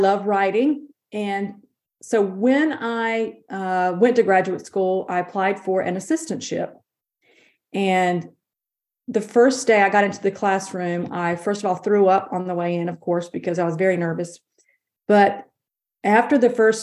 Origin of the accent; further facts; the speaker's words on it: Davidson County, North Carolina, United States; I'm born and raised a rural North Carolina girl.